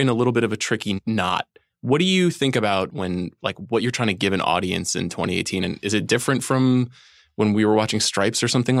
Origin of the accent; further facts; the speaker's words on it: Long Island, New York, United States; I'm from Long Island